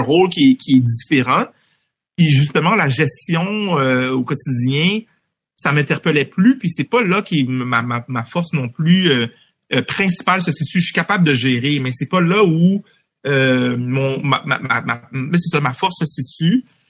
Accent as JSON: {"language": "French", "town": "Montreal", "region": "Quebec", "country": "Canada", "tie": "born or raised there", "said": "J'ai grandi à Anjou, moi, dans l'est de Montréal"}